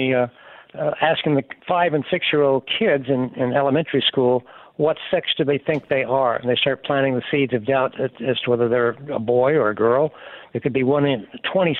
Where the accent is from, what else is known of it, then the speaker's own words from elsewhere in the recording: Alabama, United States; I'm from Alabama